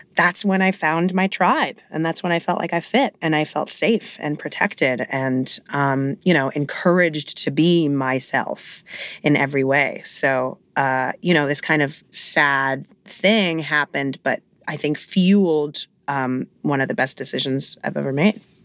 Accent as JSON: {"language": "English", "town": "New York City", "region": "New York", "country": "United States", "tie": "born or raised there", "said": "I grew up in Hell's Kitchen, so I grew up literally blocks away from Broadway"}